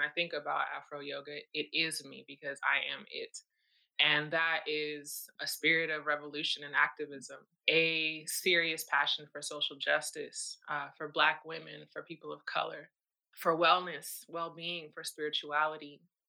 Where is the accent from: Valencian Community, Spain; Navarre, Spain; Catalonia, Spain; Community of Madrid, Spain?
Community of Madrid, Spain; Madrid; And I grew up in Madrid, Spain, to a small nuclear family, like is very typically true for, you know, military families.